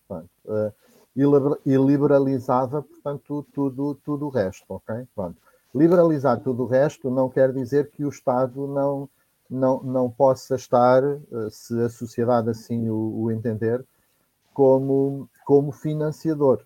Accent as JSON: {"language": "Portuguese", "region": "Viseu", "country": "Portugal", "tie": "born or raised there", "moved": "yes", "lives_now": "Óbidos, Portugal", "said": "sou natural de Penedor, no Distrito de Viseu e vivo atualmente em Óbidos"}